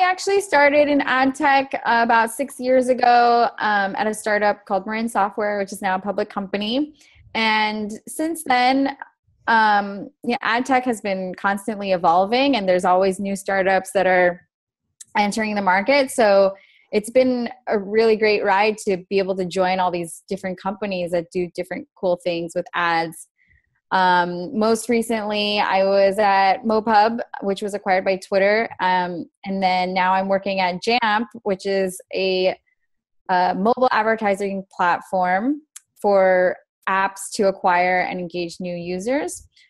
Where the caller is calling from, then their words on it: Buenos Aires, Argentina; I am dialing in from Buenos Aires.